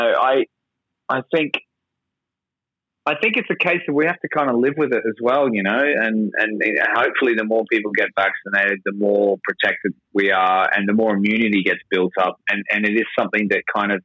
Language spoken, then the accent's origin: English; Australia; accent: Australian; moved away as an adult; now in London, United Kingdom; I'm Australian, as you might have noticed from my accent, but I've been in London for a long time.